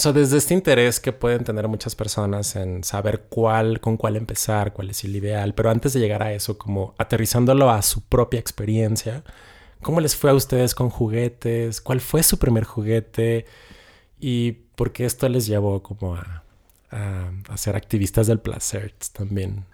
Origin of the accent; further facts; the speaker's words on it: Ciudad Juárez, Chihuahua, Mexico; Yo soy de Ciudad Juárez